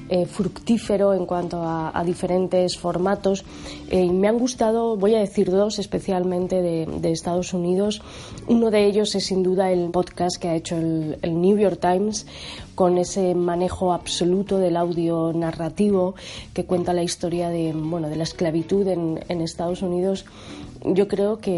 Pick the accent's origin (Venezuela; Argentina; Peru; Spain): Peru; soy peruana, soy escritora, tengo una hija y un bebé